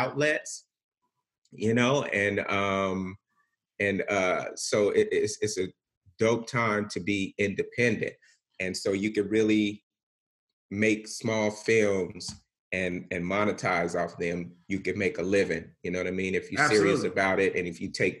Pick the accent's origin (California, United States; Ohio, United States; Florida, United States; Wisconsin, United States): California, United States; Bakersfield; moved away as an adult; also born or lived in Los Angeles area; I'm born and raised in Bakersfield, and Bakersfield is an extension of the Bay, not LA.